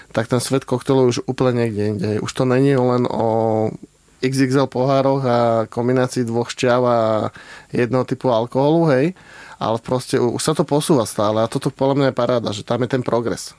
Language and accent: Slovak; Trnava, Trnava Region, Slovakia; ja som sám z Trnavy